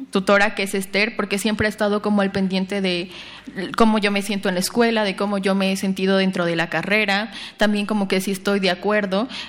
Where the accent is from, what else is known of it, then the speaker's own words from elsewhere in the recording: Oaxaca, Mexico; tocaban pues eran canciones de Oaxaca, entonces eso para mí era impresionante estar tan lejos de mi pueblo, de mis papás y ver como que en, la banda había como muchas personas que yo conocía.